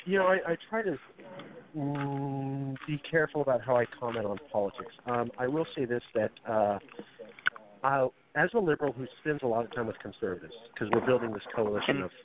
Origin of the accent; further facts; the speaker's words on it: Central Valley, California, United States; I'm half Mexican and half Okie, and I grew up in the Central Valley.